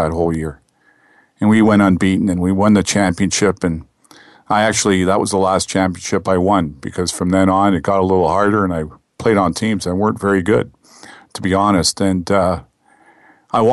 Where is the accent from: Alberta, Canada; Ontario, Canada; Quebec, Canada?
Quebec, Canada; Montreal; also born or lived in Toronto; I was born in Toronto, 1959, which makes me one of the last baby boomers. And I went to kindergarten in Toronto, and my folks got transferred to Montreal. And in Montreal, I went to school from grade 1 to grade 11